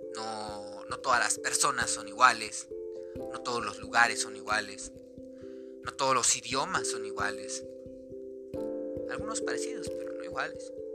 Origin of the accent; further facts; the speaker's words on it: Mexico; soy mexicano